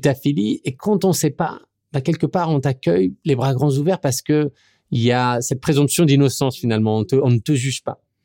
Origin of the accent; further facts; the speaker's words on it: France; moved away as an adult; now in New York, United States; je suis français